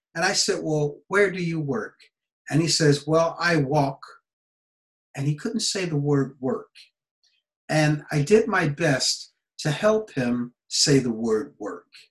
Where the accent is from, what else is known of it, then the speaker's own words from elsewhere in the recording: United States; moved away; my home country, USA